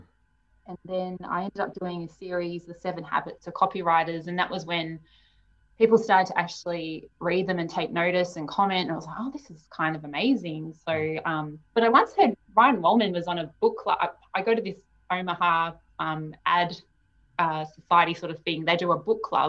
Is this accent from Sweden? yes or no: no; Melbourne, Victoria, Australia; moved away as an adult; also born or lived in Sydney; I was born in Melbourne, so I had this pull to come home.